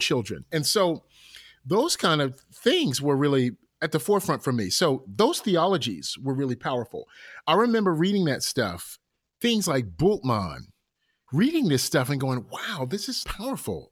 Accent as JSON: {"language": "English", "town": "Newark", "region": "New Jersey", "country": "United States", "said": "I'm from Newark, New Jersey. We had a temple in Newark"}